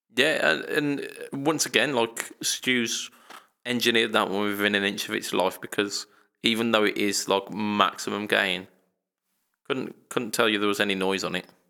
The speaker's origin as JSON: {"language": "English", "country": "United Kingdom", "said": "we're British"}